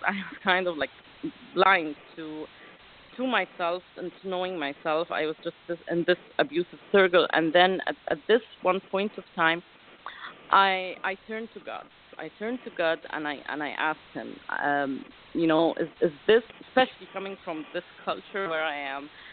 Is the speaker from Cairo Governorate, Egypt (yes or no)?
no; Alexandria, Alexandria Governorate, Egypt; I come from Alexandria, Egypt, which is like a, a little city on the beach